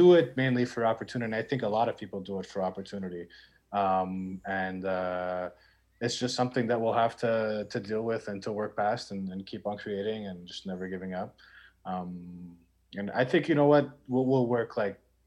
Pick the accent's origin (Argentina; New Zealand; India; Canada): Canada; Montreal, Quebec; I was born and raised in Montreal